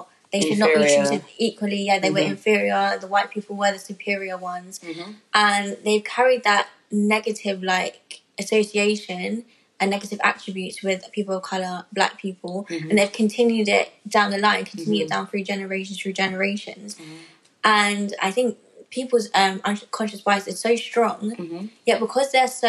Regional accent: London, United Kingdom; London, I'm like, born and raised. Relax. My parents were born and raised in London as well.

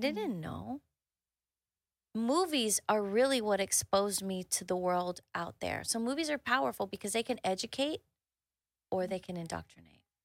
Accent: Houston, Texas, United States; I grew up in the Southwest side of Houston

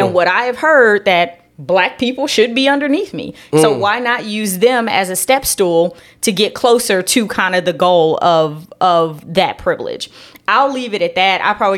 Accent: Los Angeles, California, United States; And I grew up in Los Angeles.

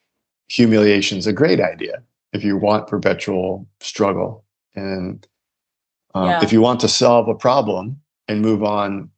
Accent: United States; I'm an American man with a lot of education

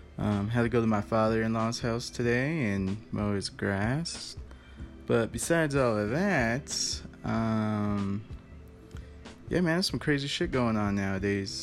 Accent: Colorado, United States; I'm from Colorado, so it's changed a lot

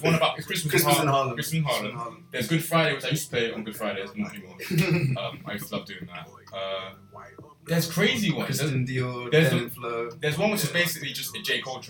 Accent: London, United Kingdom; we're from London, man.

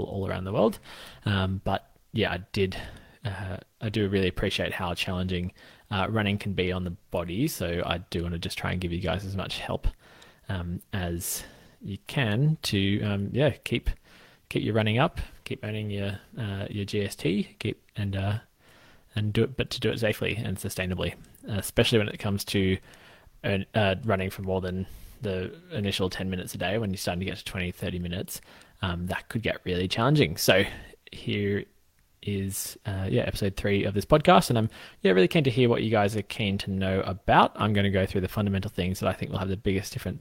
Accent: Australia; I'm a physio from Australia

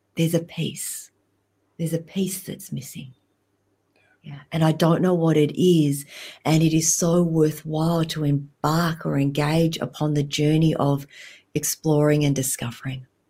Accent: Australia; moved away as an adult; also born or lived in Vietnam; now in Alaska, United States; growing up in Australia, I never felt quite Vietnamese enough, and I also never felt quite Australian enough.

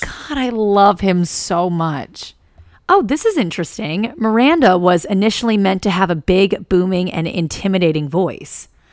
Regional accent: East Coast, United States; growing up on the East Coast

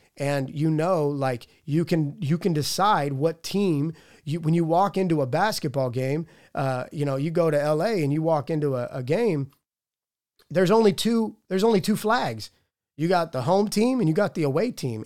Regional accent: Pittsburgh, Pennsylvania, United States; I'm from Pittsburgh

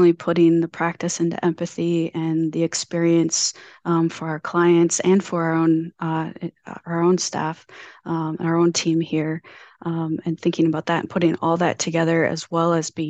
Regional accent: Mankato, Minnesota, United States; moved away as an adult; also born or lived in Fargo, North Dakota; now in Iowa, United States; I grew up in Minnesota. Mankato, Minnesota

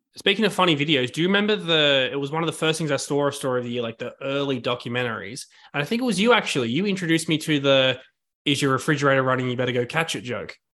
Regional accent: Sydney, New South Wales, Australia; moved away as an adult; now in New York, United States; I've been in Sydney for my whole life, but moved to New York, like, five months ago now

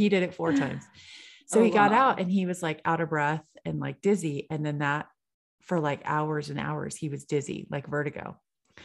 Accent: California, United States; I'm from California

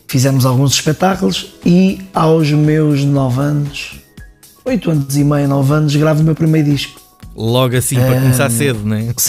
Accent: Leiria, Centro, Portugal; Nascido mesmo na cidade, no centro da cidade. É que nem foi no hospital nasci na Casa de Saúde de Leiria

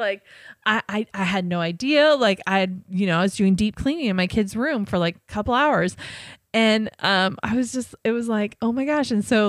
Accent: Modesto, California, United States; born or raised there; moved away

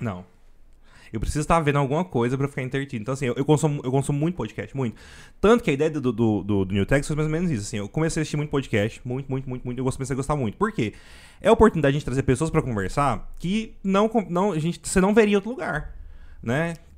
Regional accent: Goiânia, Goiás, Brazil; accent: goiano; eu nasci aqui e eu gosto mais do jeito que a gente conversa mesmo. Tanto que eu, eu falo, nossa, meu sotaque, eu acho meu sotaque até forte

